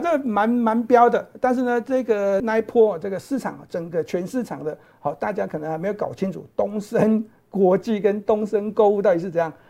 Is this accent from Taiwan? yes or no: yes; Taiwan; 这个应该我们台湾人比较爱戴口罩